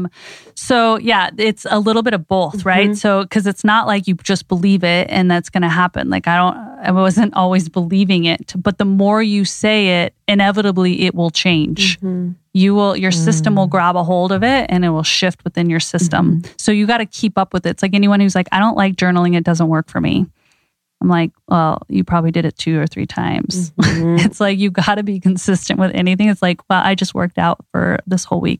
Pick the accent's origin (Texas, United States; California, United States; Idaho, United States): Idaho, United States; I grew up in Idaho